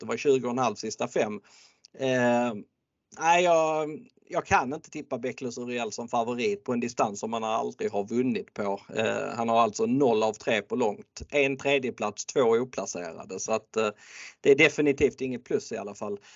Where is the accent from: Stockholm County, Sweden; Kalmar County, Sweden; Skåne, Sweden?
Skåne, Sweden; jag är född i Skåne och har bott i Skåne i eh, stora delar av mitt liv